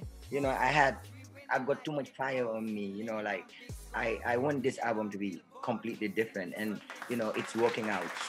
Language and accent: English; Brikama, West Coast Region, Gambia; I'm from Brikama. I'm a young, talented Afromandingo rap star from the Gambia.